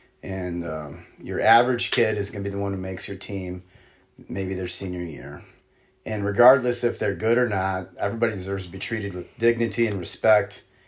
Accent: El Paso, Illinois, United States; moved away as an adult; now in Iowa, United States; I had come from a small town. I grew up in El Paso, Illinois.

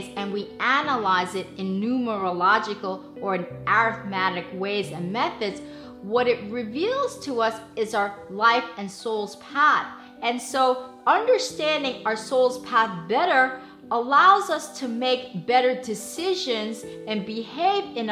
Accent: Seoul, South Korea; I was born in Seoul, Korea on April 23rd, 1969

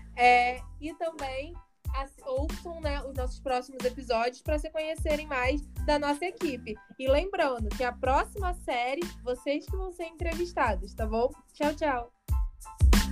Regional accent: Arraial do Cabo, Rio de Janeiro, Brazil; eu sou de Arraial, que é uma cidade bem menor do que o Rio de Janeiro

